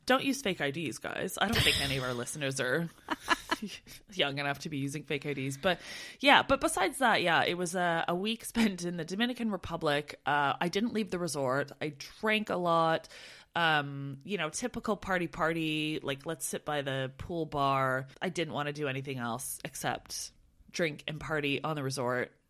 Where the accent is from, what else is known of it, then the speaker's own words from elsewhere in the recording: Canada; moved away as an adult; we're from Canada